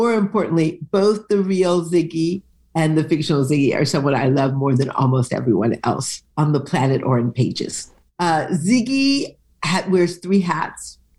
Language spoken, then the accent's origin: English; Detroit, Michigan, United States; born there; I was born in Detroit, and I have dedicated an earlier novel to the city of Detroit, and this one is fundamentally a love letter to Detroit.